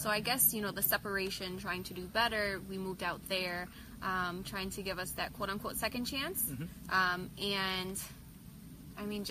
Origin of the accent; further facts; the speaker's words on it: Joliet, Illinois, United States; also born or lived in Coal City, Illinois; I am from Joliet, Illinois